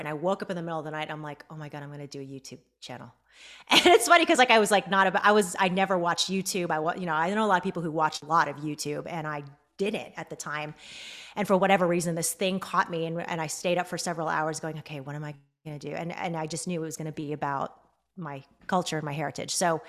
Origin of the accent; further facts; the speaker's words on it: Mesa, Arizona, United States; I grew up in Mesa, Arizona, and there was not at the time that I was growing up there a large Philippine community.